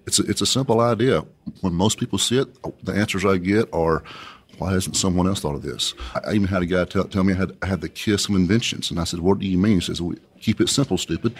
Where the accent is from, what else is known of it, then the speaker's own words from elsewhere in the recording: Coahoma, Texas, United States; I was born and raised here in West Texas. I graduated high school from Cahoma High School, if anyone's ever heard of Cahoma, Texas